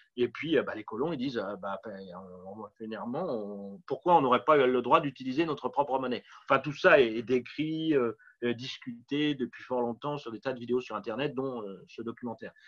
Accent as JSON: {"language": "French", "town": "Paris", "region": "Île-de-France", "country": "France", "also_born_or_lived": "Montreal", "said": "revenir à Paris puisque je suis parisien à l'origine"}